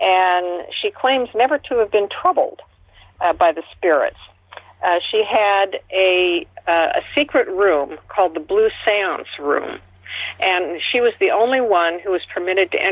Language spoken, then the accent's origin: English; Seattle, Washington, United States; born or raised there